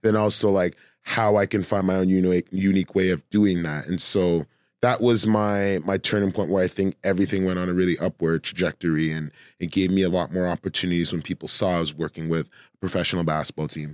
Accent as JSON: {"language": "English", "town": "Toronto", "region": "Ontario", "country": "Canada"}